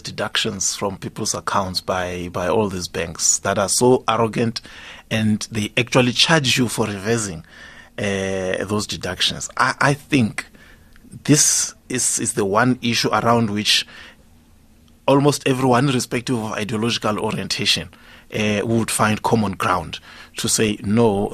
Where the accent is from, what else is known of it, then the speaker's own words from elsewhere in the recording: Bushbuckridge, Mpumalanga, South Africa; my hometown in Bushbuck Ridge